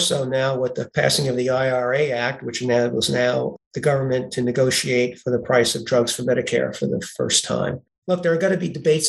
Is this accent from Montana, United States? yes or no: no; New York City, New York, United States; moved away as an adult; also born or lived in Groton, Connecticut; As people will be able to tell from my accent, I was born in Brooklyn, New York.